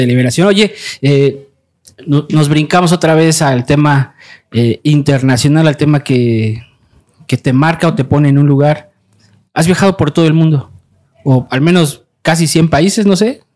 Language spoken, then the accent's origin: Spanish; Mexico; como mexicanos